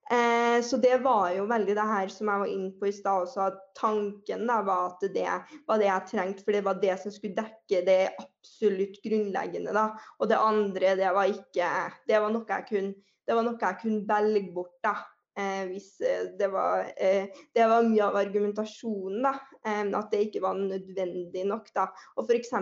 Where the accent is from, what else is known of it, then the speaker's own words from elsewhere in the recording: Trøndelag, Norway; jeg er trønder, som man sikkert eh, allerede hører